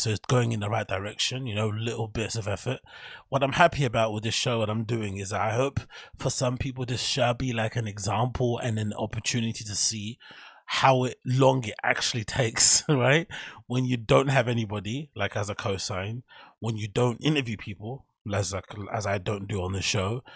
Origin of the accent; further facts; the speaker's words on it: London, United Kingdom; my hometown, London